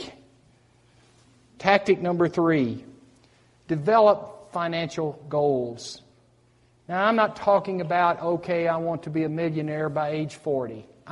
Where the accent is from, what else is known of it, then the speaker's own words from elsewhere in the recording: United States; I grew up on the Tennessee River